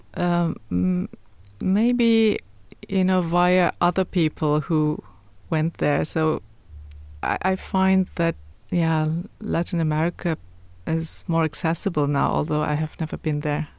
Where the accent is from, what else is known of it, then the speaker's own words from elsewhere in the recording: Cologne, North Rhine-Westphalia, Germany; English is a second language; moved away as an adult; now in Dublin, Ireland; of Turkish origin and growing up in Germany means that you have two cultures, two languages